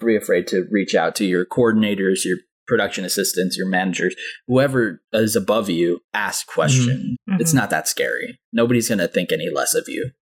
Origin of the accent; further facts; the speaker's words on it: Anaheim, California, United States; I grew up in Anaheim, California